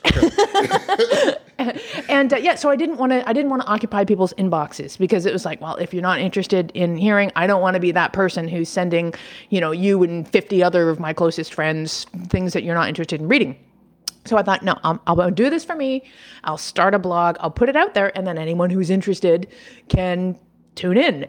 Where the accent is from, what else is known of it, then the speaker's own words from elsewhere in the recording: Toronto, Ontario, Canada; i do have a home base back in my hometown of toronto canada